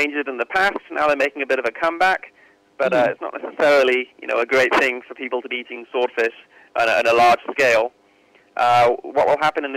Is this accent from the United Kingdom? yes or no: yes; United Kingdom; accent: British; I'm British